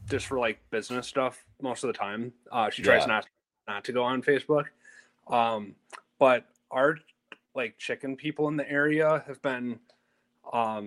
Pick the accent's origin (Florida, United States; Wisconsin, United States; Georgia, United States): Wisconsin, United States; Appleton; now in Black Creek, United States; Born and raised in Appleton